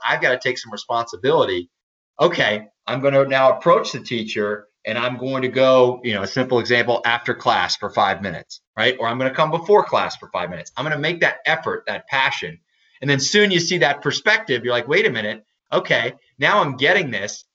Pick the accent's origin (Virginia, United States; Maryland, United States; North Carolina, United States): Maryland, United States; I'm from Maryland, so crabs are a big thing here